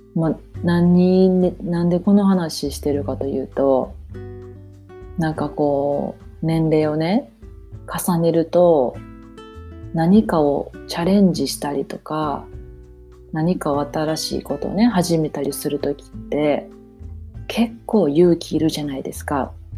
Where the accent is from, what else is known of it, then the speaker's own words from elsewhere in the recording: Japan; moved away; 私も日本で生まれ育ってるし心はバリバリの日本人やから